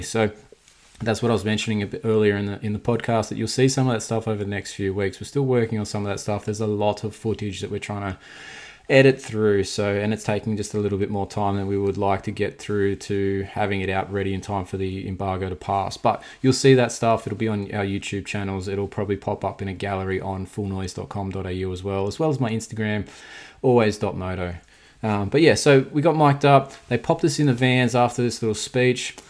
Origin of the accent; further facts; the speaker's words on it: Australia; as an Australian